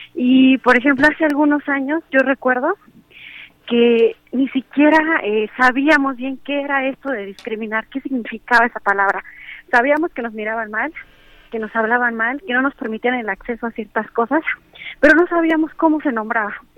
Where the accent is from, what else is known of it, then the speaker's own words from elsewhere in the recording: Mixteca Alta, Oaxaca, Mexico; first language Spanish; yo nací en la Mixteca Alta, sin embargo, eh, también vivo en la Mixteca Baja.